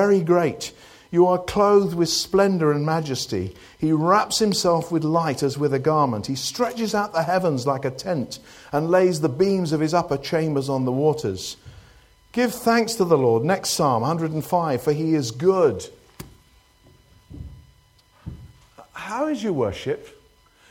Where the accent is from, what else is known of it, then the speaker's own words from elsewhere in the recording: United Kingdom; we're British